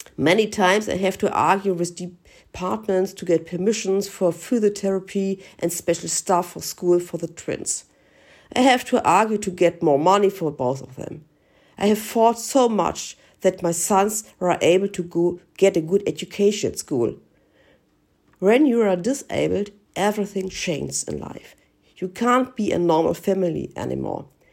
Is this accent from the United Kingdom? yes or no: no; Germany; from Germany.